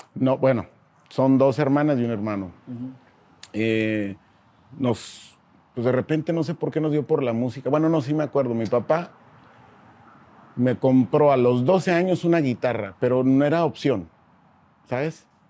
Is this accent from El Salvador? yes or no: no; Mexicali, Baja California, Mexico; nací en la Ciudad de México, soy de Mexicali, ¿no? Porque toda mi vida la he pasado allá